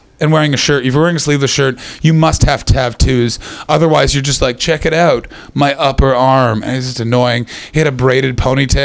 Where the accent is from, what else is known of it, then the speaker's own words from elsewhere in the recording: Ottawa, Ontario, Canada; moved away as an adult; now in United Kingdom; I'm from Ottawa